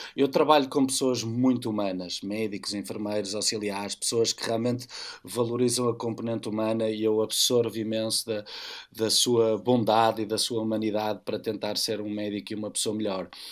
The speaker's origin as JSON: {"language": "Portuguese", "town": "Porto", "region": "Porto District", "country": "Portugal", "said": "estou a aterrar na cidade do Porto, vindo da missão, eh, com os olhos vidrados na minha cidade"}